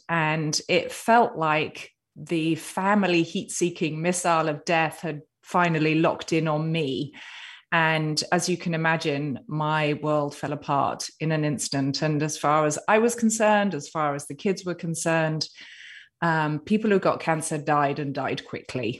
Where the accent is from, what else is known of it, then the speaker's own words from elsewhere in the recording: United Kingdom; I'm a Brit with a stiff upper lip